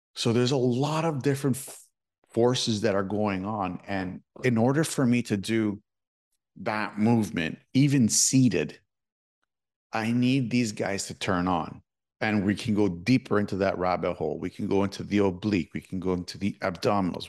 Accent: Toronto, Ontario, Canada; I'm from Toronto

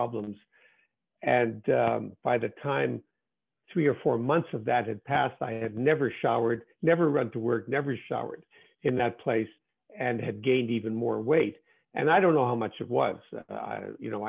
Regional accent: Winnipeg, Manitoba, Canada; my hometown of Winnipeg, Canada

